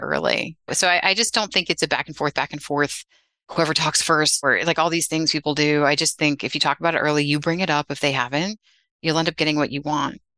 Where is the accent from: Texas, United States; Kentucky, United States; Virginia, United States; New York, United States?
New York, United States; Westchester; I grew up in Westchester outside the city